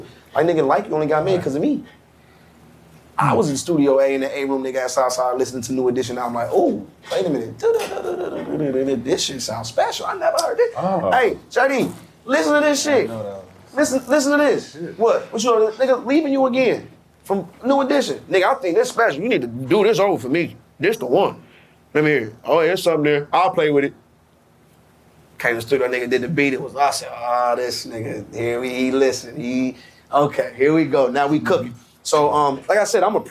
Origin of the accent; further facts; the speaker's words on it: Atlanta, Georgia, United States; I'm raised in Atlanta